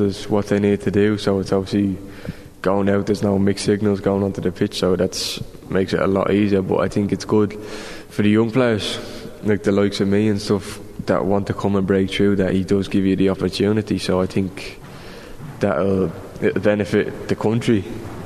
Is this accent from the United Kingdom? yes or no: no; Ireland; as the Irish, we always try fancy ourselves.